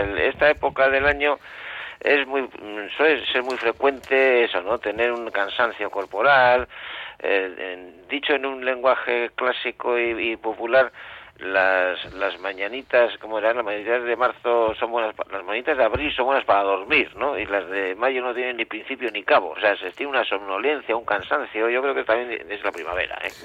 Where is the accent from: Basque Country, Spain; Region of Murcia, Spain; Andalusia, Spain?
Basque Country, Spain; Bilbao; moved away; Nosotros de Bilbao